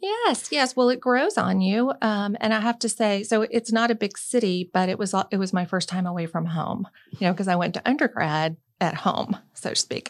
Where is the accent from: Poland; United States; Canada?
United States; Birmingham, Alabama; moved away as an adult; also born or lived in Tallahassee, Florida; growing up in Birmingham, Alabama